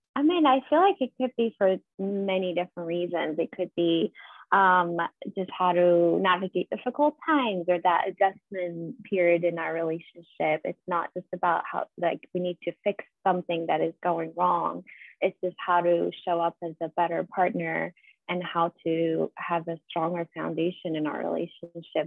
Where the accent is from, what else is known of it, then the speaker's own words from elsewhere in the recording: Iran; moved away as an adult; now in United States; was born and raised in Iran. I was living there till I was 24. So moved here 10 years ago